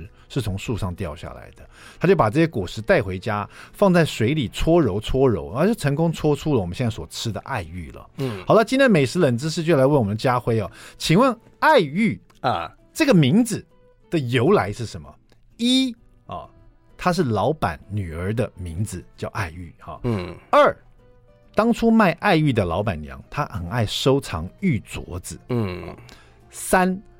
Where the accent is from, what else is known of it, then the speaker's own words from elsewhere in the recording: Taiwan; 在这里面写了很多我们台湾人这个非常熟悉的一些小吃啦